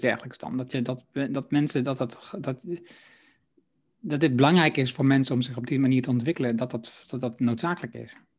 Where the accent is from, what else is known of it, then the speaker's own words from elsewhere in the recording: Haaksbergen, Overijssel, Netherlands; also born or lived in Enschede; dat is in mijn geboorteregio. Ik kom uit Haaksbergen